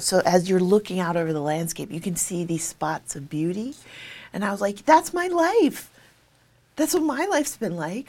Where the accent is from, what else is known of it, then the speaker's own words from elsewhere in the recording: Hawaii, United States; I'm from Hawaii, and a lot of my story is grounded in sort of my island background